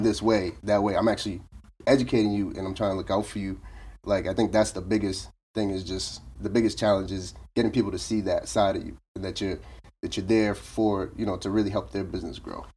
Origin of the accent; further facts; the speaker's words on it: Boston, Massachusetts, United States; also born or lived in Brockton, Massachusetts; originally from Roxbury